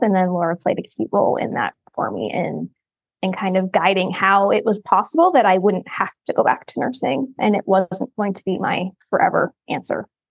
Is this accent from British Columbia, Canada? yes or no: no; Ontario, Canada; now in Oklahoma, United States; I'm from Ontario, but I'm currently in Oklahoma